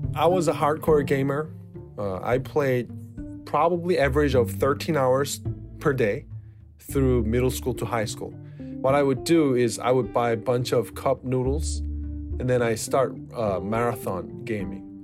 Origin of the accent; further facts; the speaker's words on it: South Korea; I'm from South Korea